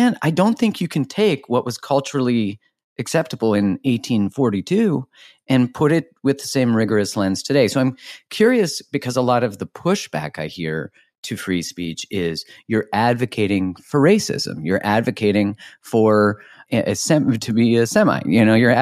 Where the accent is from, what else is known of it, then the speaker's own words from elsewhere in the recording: Canada; I'm Canadian